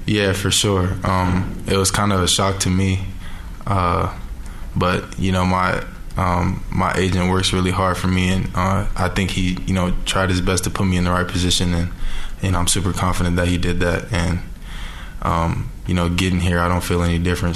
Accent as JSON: {"language": "English", "town": "Orlando", "region": "Florida", "country": "United States", "moved": "as an adult", "lives_now": "Salt Lake City, United States", "said": "I'm from Orlando"}